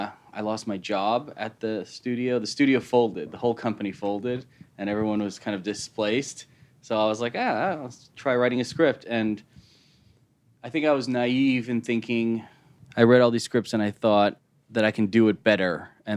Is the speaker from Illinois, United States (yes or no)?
yes; Chicago, Illinois, United States; I'm from Chicago. I was born and raised in Chicago. I went to school in D.C.